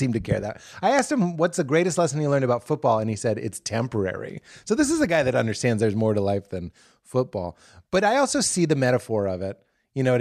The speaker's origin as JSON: {"language": "English", "town": "Boston", "region": "Massachusetts", "country": "United States", "said": "I'm from Boston"}